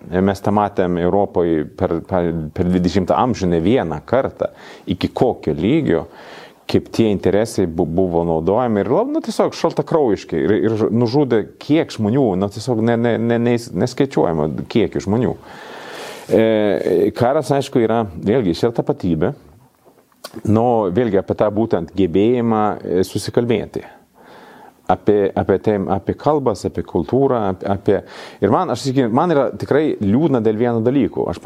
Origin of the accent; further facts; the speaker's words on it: Sweden; Lithuanian is a second language; now in Lithuania; kaip švedas